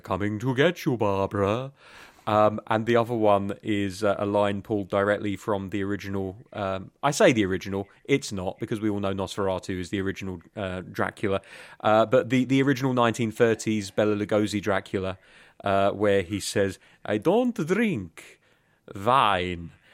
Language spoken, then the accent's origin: English; England, United Kingdom; In England, we just tend to call ourselves British